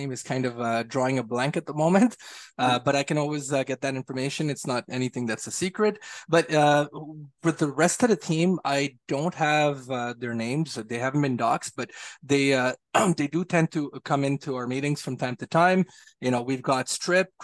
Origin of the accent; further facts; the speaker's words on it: Montreal, Quebec, Canada; I'm from Montreal